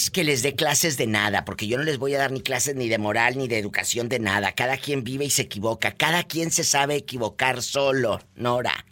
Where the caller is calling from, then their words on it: Veracruz, Mexico; Soy …. Eh, ay, …. Veracruz, México.